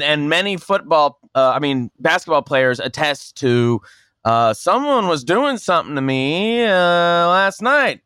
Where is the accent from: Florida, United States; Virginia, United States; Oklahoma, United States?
Oklahoma, United States; Tulsa; I'm from Oklahoma, and I'm in Oklahoma. There's a hotel. I'm from Tulsa